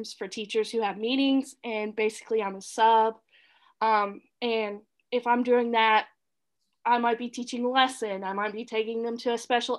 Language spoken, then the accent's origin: English; Mississippi, United States; moved away as an adult; also born or lived in Mobile, Alabama / Chicago; now in Florida, United States; I was born and raised in Mississippi